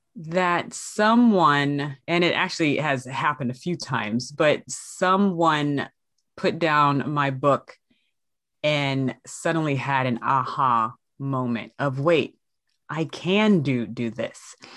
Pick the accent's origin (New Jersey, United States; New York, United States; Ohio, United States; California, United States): California, United States; Los Angeles; also born or lived in San Bernardino, California; I hail from Los Angeles, California, out per way of San Bernardino